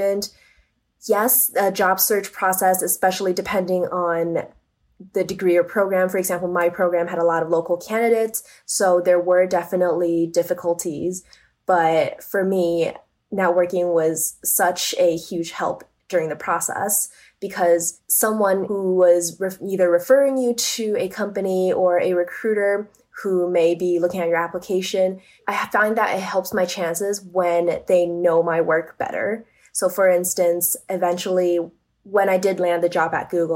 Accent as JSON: {"language": "English", "country": "Canada", "also_born_or_lived": "Toronto / New York", "moved": "as an adult", "lives_now": "Silicon Valley, United States", "said": "as a Canadian, I was job searching in Canada"}